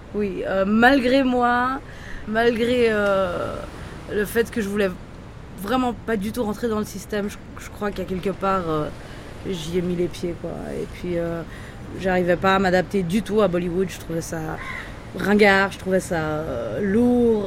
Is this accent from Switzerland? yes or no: yes; Geneva, Switzerland; born or raised there; moved away as an adult; also born or lived in Bombay, India; now in Mumbai, India